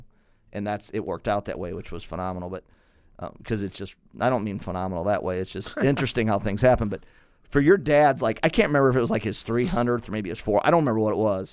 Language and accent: English; Granite City, Illinois, United States; I'm from Granite.